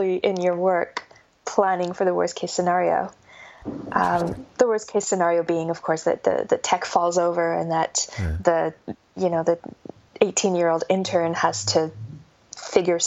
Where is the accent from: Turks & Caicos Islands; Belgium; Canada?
Canada; accent: North American; moved away as an adult; also born or lived in Melbourne, Australia; now in Australia; I'm North American, I'm Canadian, and moved to Australia in 2011.